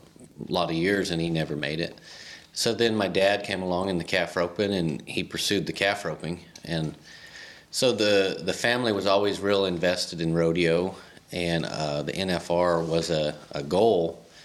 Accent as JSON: {"language": "English", "area": "La Junta", "region": "Colorado", "country": "United States", "tie": "born or raised there", "said": "I found out like Lahana was one of the two poorest towns in all, or counties in all of Colorado"}